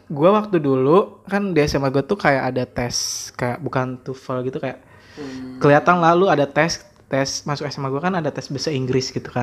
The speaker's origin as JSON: {"language": "Indonesian", "town": "Rangkasbitung", "region": "Banten", "country": "Indonesia", "tie": "born or raised there", "said": "gue lahir di Rangkas Bitung"}